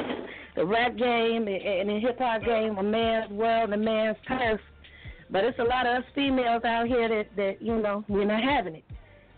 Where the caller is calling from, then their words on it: Gary, Indiana, United States; I'm calling from Gary, Indiana.